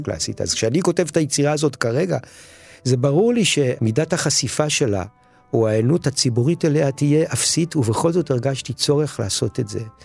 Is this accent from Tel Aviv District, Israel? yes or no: yes; Tel Aviv, Tel Aviv District, Israel; now in Sde Boker, Israel; ואני עצמי נולדתי בתל אביב